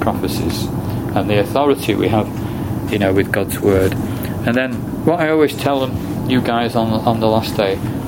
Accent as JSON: {"language": "English", "region": "England", "country": "United Kingdom", "tie": "born or raised there", "said": "I live in England, I was born in England"}